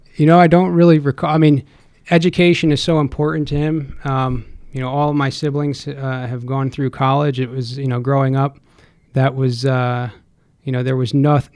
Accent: Stamford, Connecticut, United States; also born or lived in Boston, Massachusetts; now in Ansonia, United States; born and raised in Stamford, Connecticut. Um, spent my life there until I was about uh, 20 years old

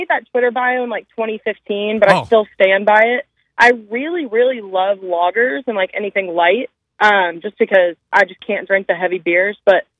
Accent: Atlanta, Georgia, United States; I'm from Atlanta

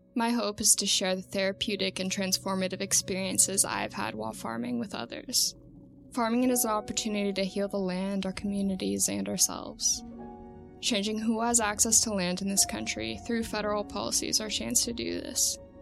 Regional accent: Santa Cruz, California, United States; I'm 23 years old and I'm from Santa Cruz, California

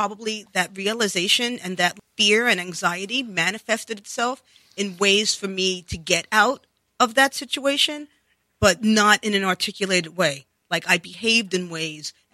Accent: New York City, New York, United States; accent: New York; I grew up in the Bronx

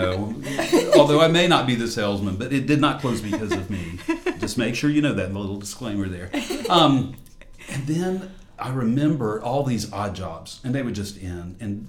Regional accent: Moncks Corner, South Carolina, United States; moved away as an adult; also born or lived in Jacksonville, Florida; now in Columbia, United States; I was born and raised in Monk's Corner, South Carolina.

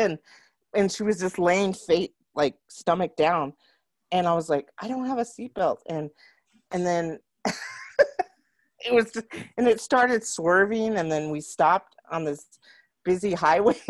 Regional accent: Roswell, United States; I grew up in Roswell

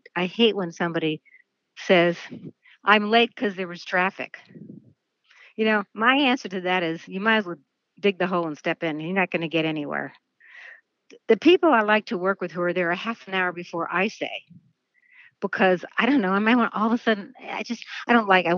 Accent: New York City, New York, United States; I grew up in New York City and as a dancer

